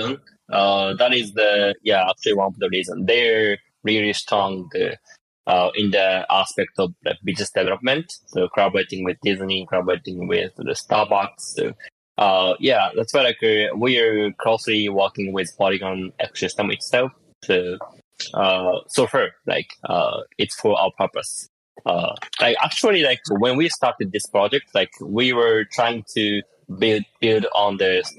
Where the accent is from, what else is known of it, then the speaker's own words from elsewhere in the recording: Tokyo, Japan; I'm from Tokyo